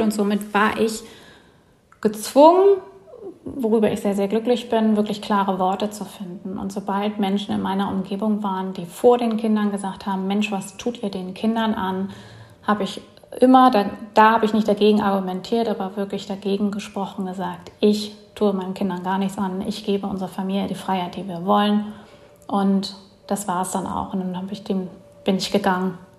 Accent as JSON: {"language": "German", "region": "Bremen", "country": "Germany", "moved": "as an adult", "lives_now": "Mellieħa, Malta", "said": "ursprünglich komme ich aus Bremen, beziehungsweise habe da länger gewohnt"}